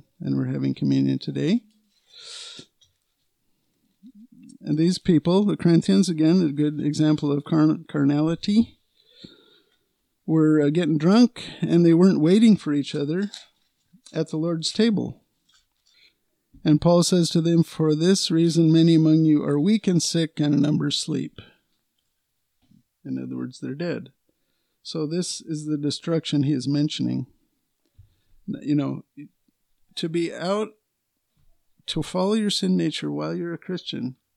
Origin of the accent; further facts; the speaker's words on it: United States; we're American citizens, U.S. citizens